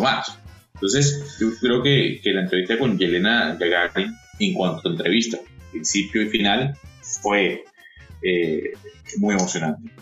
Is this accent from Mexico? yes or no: no; Caracas, Capital District, Venezuela; moved away as an adult; now in Panama; quisiera estar otra vez con mi familia en la Urbina, aquí en Caracas, compartiendo con mis amigos de la calle, de los 15 años